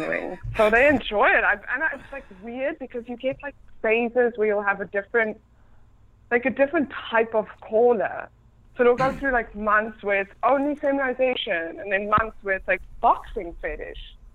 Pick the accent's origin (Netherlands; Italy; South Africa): South Africa; now in California, United States; I grew up in South Africa